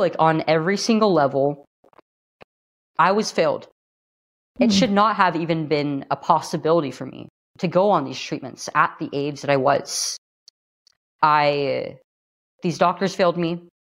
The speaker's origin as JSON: {"language": "English", "region": "California", "country": "United States", "tie": "born or raised there", "said": "here in California, my home state"}